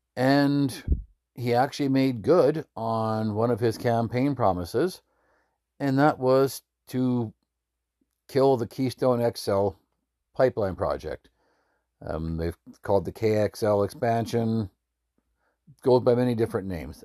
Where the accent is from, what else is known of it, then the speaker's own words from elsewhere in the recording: northern Alberta, Canada; I grew up in Alberta. I was born and raised in northern Alberta and damn proud to say so